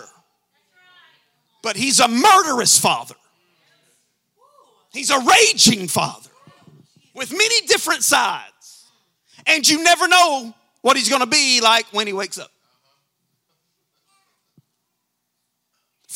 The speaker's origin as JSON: {"language": "English", "region": "Alabama", "country": "United States", "said": "I'm from Alabama"}